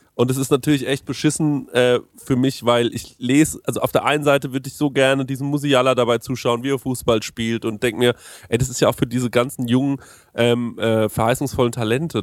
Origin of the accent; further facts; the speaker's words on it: Aschaffenburg, Bavaria, Germany; bei uns in Aschaffenburg